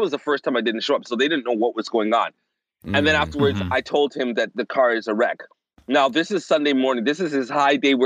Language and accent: English; Toronto, Ontario, Canada; moved away as an adult; now in Florida, United States; I was born in Toronto, and I was not born in the ghetto part of Toronto. I was born in the suburbs